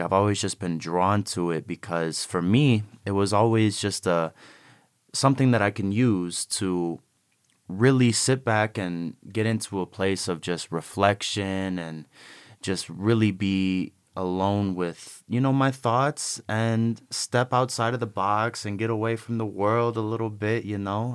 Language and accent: English; Cleveland, Ohio, United States; moved away; also born or lived in Chicago, Illinois; when I was growing up in Cleveland